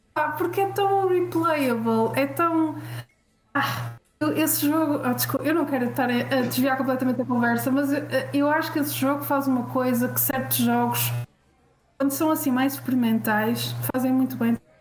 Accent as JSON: {"language": "Portuguese", "country": "Portugal", "said": "sendo eu portuguesa"}